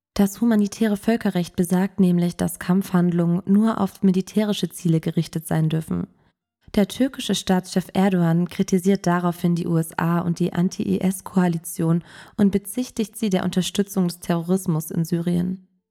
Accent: Germany; bei uns in Deutschland

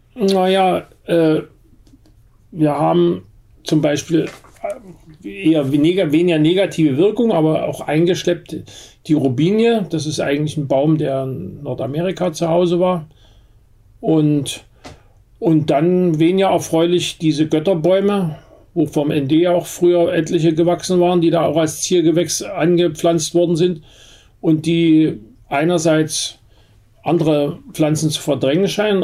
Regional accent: Berlin, Germany; bei uns in Berlin

